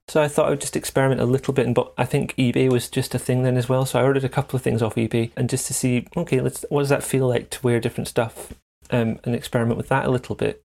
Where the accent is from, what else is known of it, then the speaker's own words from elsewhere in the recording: central Scotland, United Kingdom; the first nine, ten years was kind of in a small town in central Scotland